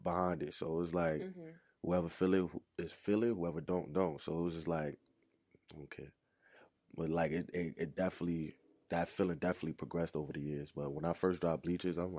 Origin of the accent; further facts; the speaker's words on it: New York City, New York, United States; From Harlem, New York.